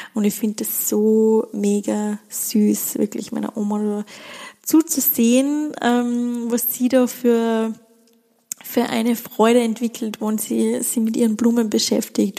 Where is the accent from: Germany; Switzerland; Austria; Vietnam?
Austria; Schladming, Styria; in Schlappming, in meiner Heimat stattfinden, in den Bergen, in der Steiermark, in Österreich